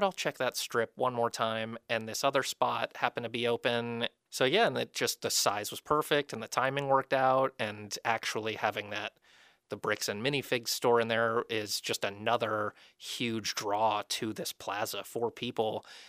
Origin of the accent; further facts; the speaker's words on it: Florida, United States; I'm from Florida. And when we moved up here, my wife and I were talking about it